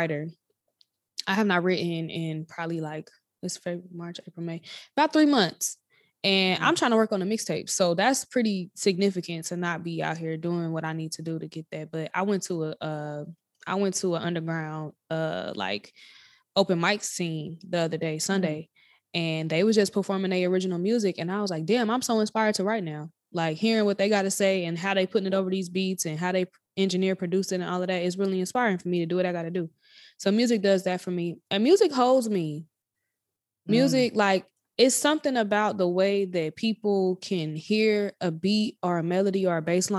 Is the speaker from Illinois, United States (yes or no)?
yes; Chicago, Illinois, United States; moved away as an adult; also born or lived in Nashville, Tennessee, United States; now in Indianapolis, United States; I was raised there, but I was not born there